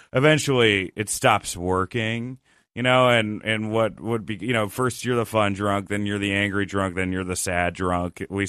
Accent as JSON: {"language": "English", "town": "Rutherford", "region": "New Jersey", "country": "United States", "tie": "born or raised there", "also_born_or_lived": "Westchester, United States", "said": "I was in New Jersey, Rutherford, New Jersey, and then I went to Westchester, New York."}